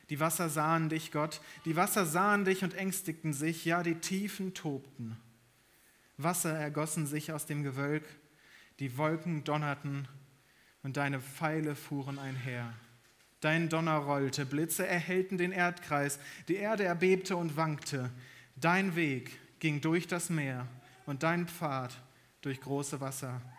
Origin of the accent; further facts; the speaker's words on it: North Rhine-Westphalia, Germany; moved away; Meine Frau und ich, wir kommen aus Nordrhein-Westfalen eigentlich.